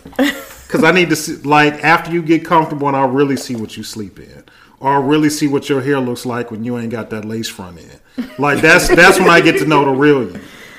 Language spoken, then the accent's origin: English; Detroit, Michigan, United States; I'm from the great state of Detroit.